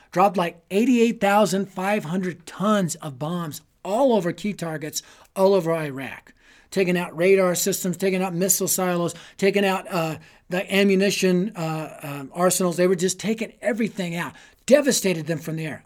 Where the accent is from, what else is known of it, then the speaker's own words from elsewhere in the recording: Denver, Colorado, United States; I was raised in Denver